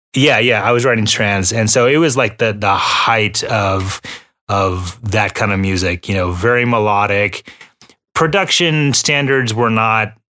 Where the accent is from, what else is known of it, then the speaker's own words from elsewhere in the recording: Texas, United States; also born or lived in Houston, Texas; we're both from Texas. You know, I was living in Houston at the time